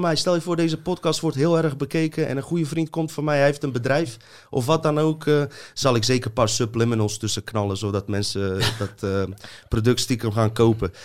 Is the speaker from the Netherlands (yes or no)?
no; Bosnia & Herzegovina; moved away; ik kom uit een corrupt land, uit Joegoslavië, Bosnië